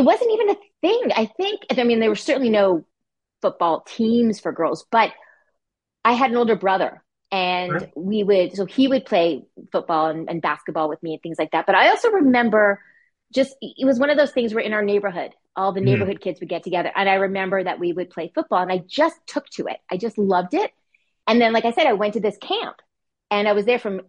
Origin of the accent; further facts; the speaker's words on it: Montreal, Quebec, Canada; moved away as an adult; also born or lived in Vancouver; now in Toronto, Canada; I'm from Montreal, Quebec, Canada, which was a really fun place to grow up, actually